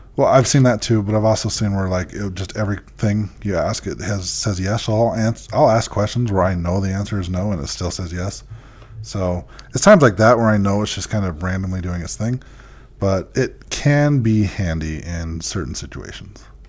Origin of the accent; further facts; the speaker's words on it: Utah, United States; we told him we're from Utah